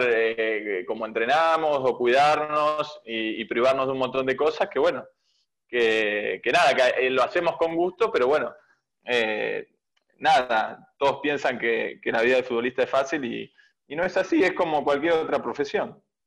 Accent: Bahía Blanca, Buenos Aires Province, Argentina; moved away as an adult; now in Merlo, Argentina; Yo soy de provincia de Buenos Aires, soy de Bahía Blanca, eh, pero actualmente hoy me encuentro viviendo en Merlo

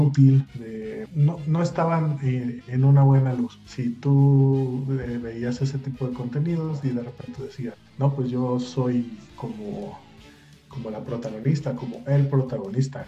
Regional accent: Mexico City, Mexico; moved away as an adult; now in Guadalajara, Mexico; chilango de nacimiento, eh, tapatío adoptado ya hace seis años

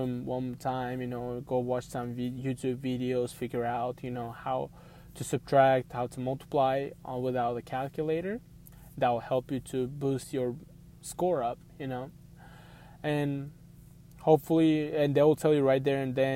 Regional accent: Missouri, United States; I'm from Missouri, so I go to Missouri job fair.

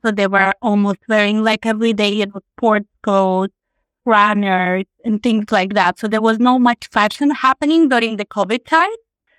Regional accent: Latvia; also born or lived in Ireland / Australia; now in Milan, Italy; I moved to Italy about a year ago, but I've lived in many different places. I'm originally from Latvia. My husband is Italian. He's from the south of Italy, from Puglia. And we just moved to Milan in January.

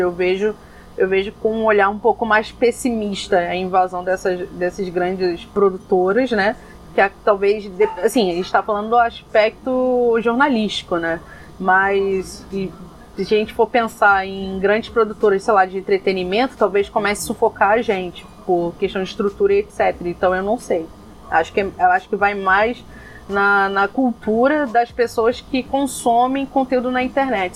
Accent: Rio de Janeiro, Brazil; accent: carioca; caso meu sotaque não tenha entregado é, que eu sou carioca

